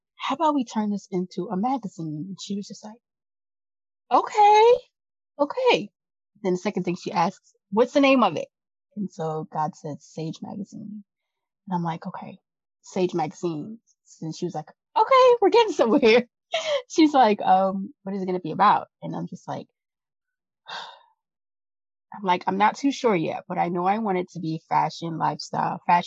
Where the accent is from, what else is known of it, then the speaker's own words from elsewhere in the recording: New York, United States; I come from New York